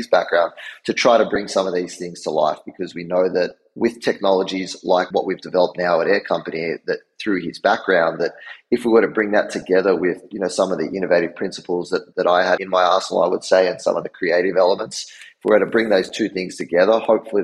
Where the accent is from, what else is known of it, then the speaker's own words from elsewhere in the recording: Australia; moved away as an adult; now in New York, United States; I'm from Australia originally